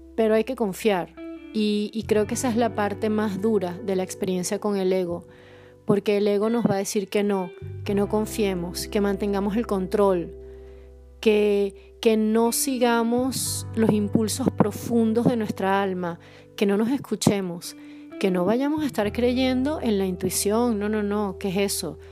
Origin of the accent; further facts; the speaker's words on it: Caracas, Capital District, Venezuela; also born or lived in southern Poland; now in Poland; soy caraqueña y grabo desde el sur de Polonia